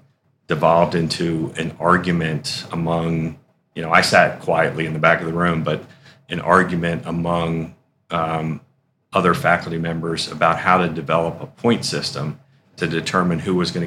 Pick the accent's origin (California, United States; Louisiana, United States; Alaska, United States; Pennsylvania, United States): Pennsylvania, United States; Philadelphia; moved away as an adult; now in Syracuse, United States; I grew up in Philadelphia.